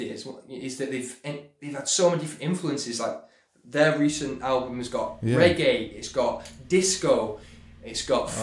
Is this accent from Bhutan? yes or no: no; Manchester, North West England, United Kingdom; moved away as an adult; also born or lived in London; I'm from Manchester, and I went down to London to pursue acting